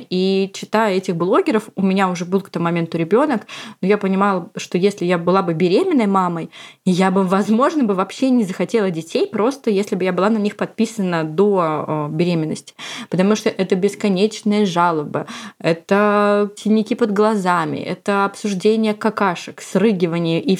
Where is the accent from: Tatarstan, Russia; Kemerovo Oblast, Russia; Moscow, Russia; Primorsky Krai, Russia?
Moscow, Russia; я из Москвы и мама озорного и любознательного мальчика Степы